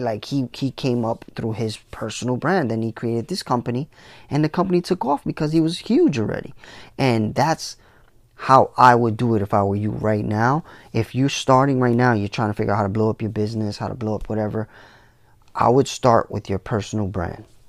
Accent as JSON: {"language": "English", "town": "New York City", "region": "New York", "country": "United States", "said": "I came from the Bronx"}